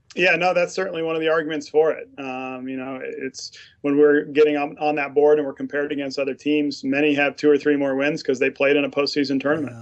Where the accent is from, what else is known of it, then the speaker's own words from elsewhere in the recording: Mountain West, United States; moved away as an adult; also born or lived in Utah / Midwest / Rochester; growing up in the Mountain West